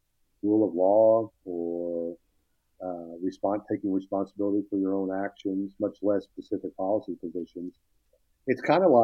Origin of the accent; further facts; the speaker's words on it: West Texas, United States; I grew up in West Texas, where that was a little bit different. We were closer to Los Angeles than Houston, where I grew up.